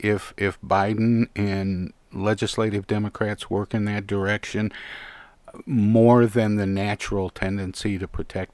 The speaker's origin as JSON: {"language": "English", "region": "Michigan", "country": "United States", "tie": "born or raised there", "said": "you and I know from growing up in Michigan"}